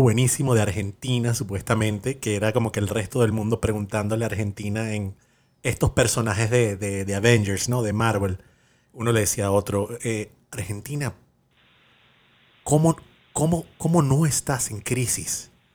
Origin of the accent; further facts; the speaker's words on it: Venezuela; yo, soy de Venezuela